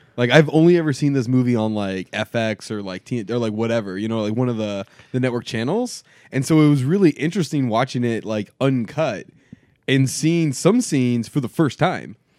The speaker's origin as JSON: {"language": "English", "region": "South Florida", "country": "United States", "tie": "born or raised there", "said": "growing up in South Florida"}